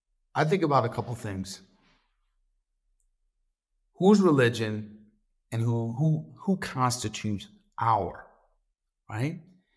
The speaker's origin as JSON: {"language": "English", "region": "the South", "country": "United States", "tie": "born or raised there", "said": "I grew up in the South, not too far from where I grew up."}